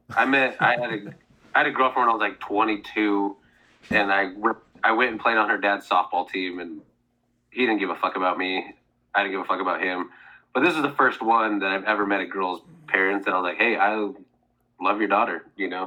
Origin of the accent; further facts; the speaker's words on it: Seattle, Washington, United States; yes, I'm from Seattle, but I've not given one iota of where I stand politically.